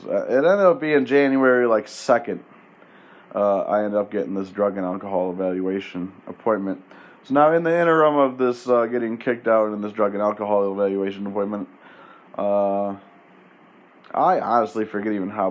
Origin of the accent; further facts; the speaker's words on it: Penfield, New York, United States; I'm from Penfield